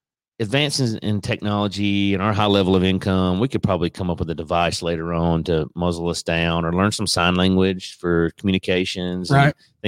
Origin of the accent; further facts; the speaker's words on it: the South, United States; accent: Southern; here in the South, our Southern colloquial language